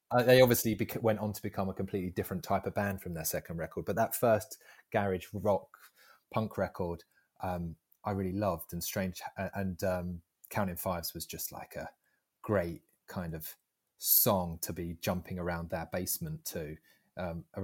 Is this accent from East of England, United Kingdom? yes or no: yes; Southend, East of England, United Kingdom; i'm from Southend and … are from Southend.